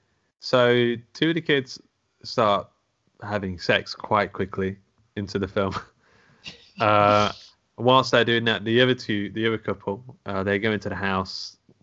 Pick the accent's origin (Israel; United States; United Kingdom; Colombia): United Kingdom; England; born or raised there